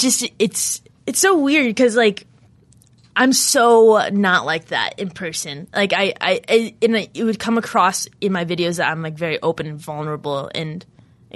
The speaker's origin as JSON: {"language": "English", "town": "Ottawa", "region": "Ontario", "country": "Canada", "tie": "born or raised there", "said": "in Ottawa, my hometown"}